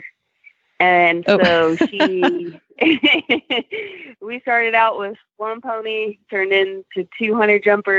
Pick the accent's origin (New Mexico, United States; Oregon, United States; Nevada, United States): Nevada, United States; Reno; moved away as an adult; also born or lived in Colorado; Originally, I'm from Reno, Nevada